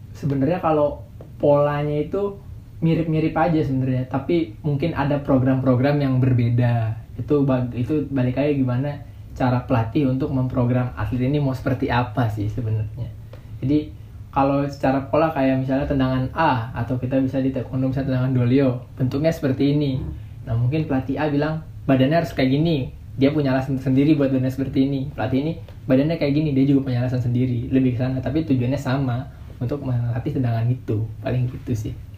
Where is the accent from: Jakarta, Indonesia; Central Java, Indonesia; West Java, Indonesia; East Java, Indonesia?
West Java, Indonesia; Bekasi; Saya dari Bekasi